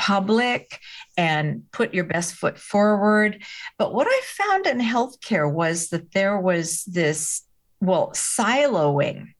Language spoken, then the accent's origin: English; United States; I'm an American.